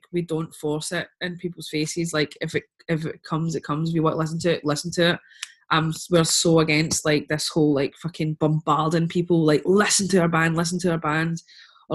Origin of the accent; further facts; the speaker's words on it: Scotland, United Kingdom; we're proud that we're Scottish